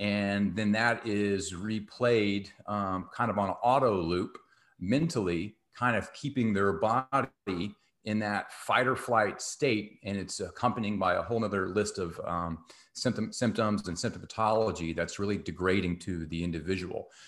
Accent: Texas, United States; I grew up in Texas

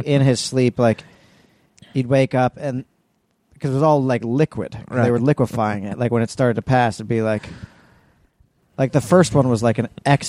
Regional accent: New York City, New York, United States; I grew up in New York City.

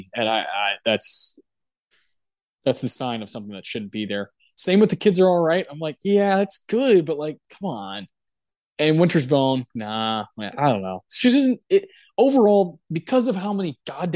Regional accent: Texas, United States; we're from Texas

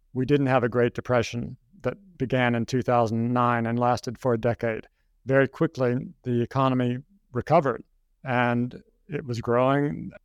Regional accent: Kentucky, United States; moved away as an adult; also born or lived in Hong Kong; I'm an American. I grew up in Kentucky

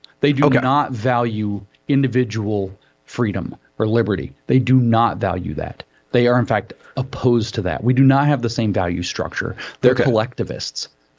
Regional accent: United States; we're American

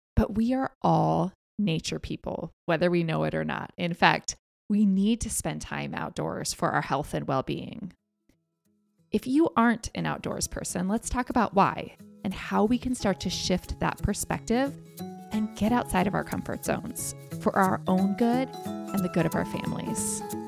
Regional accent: United States; being an American

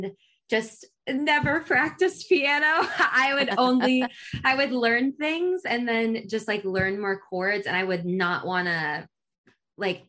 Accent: Richmond, Virginia, United States; moved away as an adult; now in Nashville, United States; I'm from Richmond, Virginia, where I spent most of my life before moving to Nashville

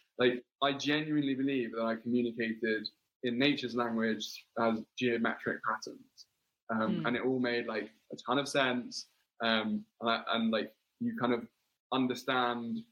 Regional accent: London, United Kingdom; accent: English; I grew up in London and Wimbledon

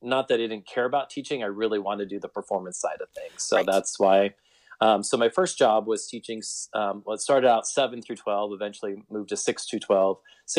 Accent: Iowa, United States; moved away as an adult; now in Omaha, United States; my plan was to come to Omaha, come to Westside and get big school experience and then return back to my hometown in Iowa and teach. And then 22 years later, I'm still here.

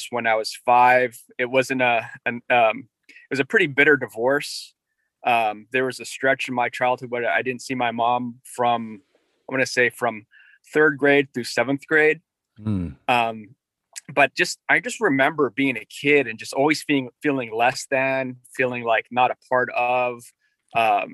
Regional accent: Northern Virginia, United States; also born or lived in Korea / Norfolk, Virginia; I grew up in Northern Virginia. So I came from Korea when I was one.

